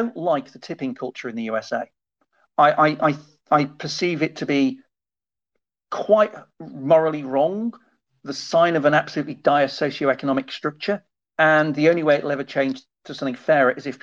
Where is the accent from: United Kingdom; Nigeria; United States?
United Kingdom; I'm British